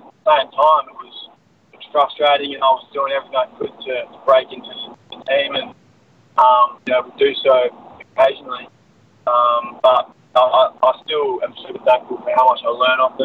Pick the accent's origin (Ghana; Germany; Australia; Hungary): Australia; South Australia; also born or lived in Canberra; Grew up in South Australia